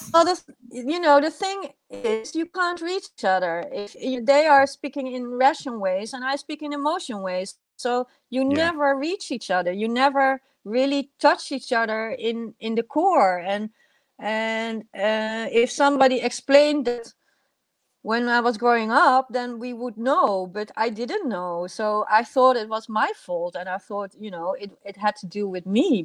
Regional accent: Netherlands; also born or lived in Iran; I'm Dutch

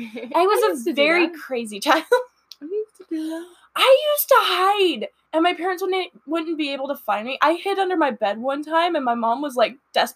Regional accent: the South, United States; accent: Southern; my dad's from the city and my mom's like from the country, so I like, the more angry I get, the more Southern I get.

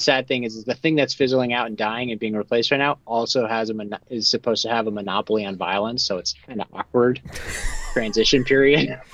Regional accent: Connecticut, United States; I'm from Connecticut.

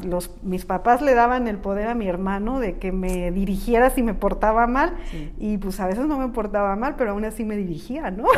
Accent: San Miguel de Allende, Guanajuato, Mexico; moved away as an adult; nací en San Miguel de Allende

